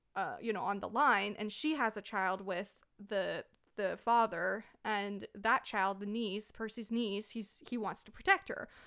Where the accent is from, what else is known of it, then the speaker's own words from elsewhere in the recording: Canada; I'm a Canadian